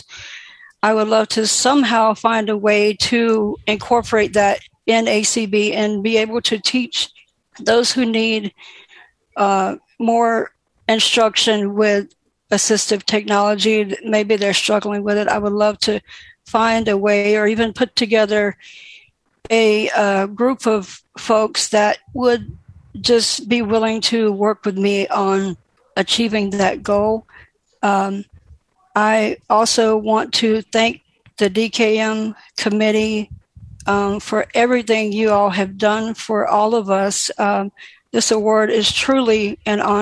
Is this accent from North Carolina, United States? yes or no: yes; St. Pauls, North Carolina, United States; I am from St. Paul's, North Carolina, a very small rural town